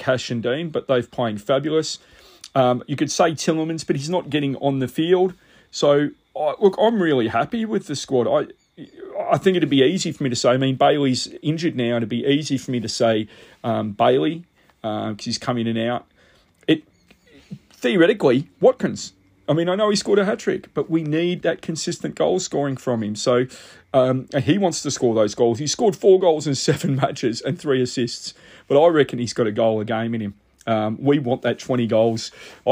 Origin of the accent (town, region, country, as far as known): Australia